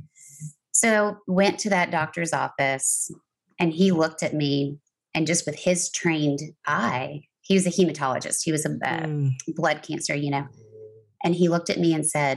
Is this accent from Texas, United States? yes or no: yes; San Antonio, Texas, United States; moved away as an adult; my hometown of San Antonio